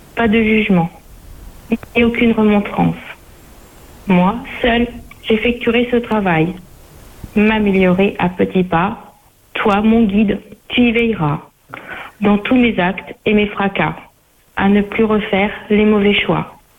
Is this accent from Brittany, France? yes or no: no; Normandy, France; je suis de Normandie